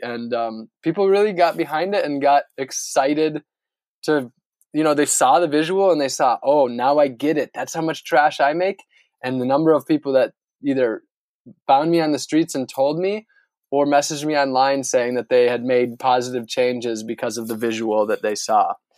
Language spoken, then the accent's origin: English; Northern Wisconsin, United States; now in Florida, United States; where I grew up in Northern Wisconsin